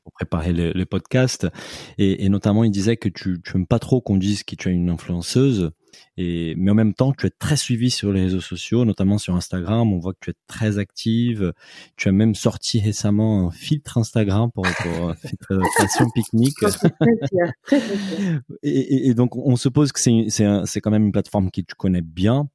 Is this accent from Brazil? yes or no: yes; Brazil; moi, en tant que Brésilien